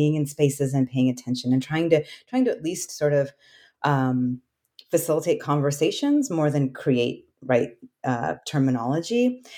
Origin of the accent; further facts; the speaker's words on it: Alaska, United States; And my mother and myself were immigrants to Alaska. And so I grew up Asian American in Alaska, and I grew up on the traditional homelands of the Tlingit people.